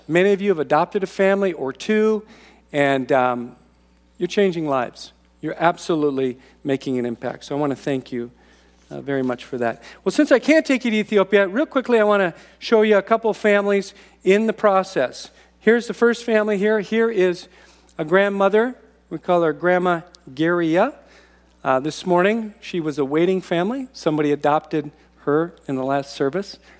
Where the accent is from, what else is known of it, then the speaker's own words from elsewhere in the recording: United States; American Christians